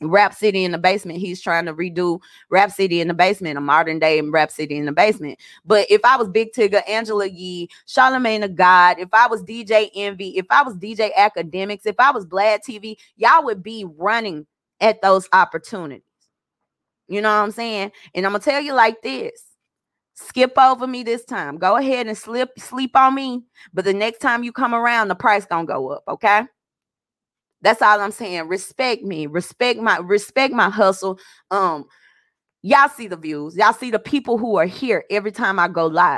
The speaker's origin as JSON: {"language": "English", "region": "Arkansas", "country": "United States", "said": "I'm from Arkansas"}